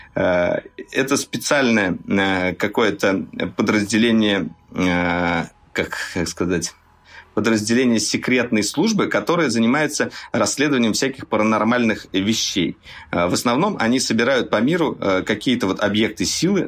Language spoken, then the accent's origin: Russian; Russia; Мы, журналисты из России, приехали вот э, на ИФУ